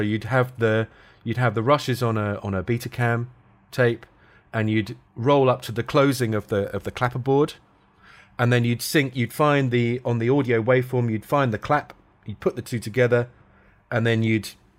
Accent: London, United Kingdom; born there; So... I moved back to London. I was born in London, but I moved back to London and then tried to get into that.

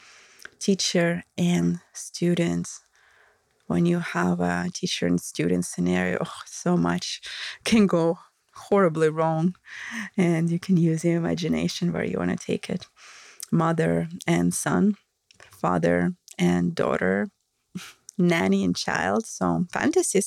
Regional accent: Russia; accent: Russian; English is a second language; my Russian accent

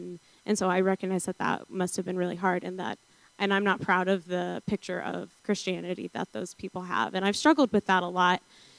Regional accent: the South, United States; because I grew up in the South Pentecostal church, chasing those highs at youth group

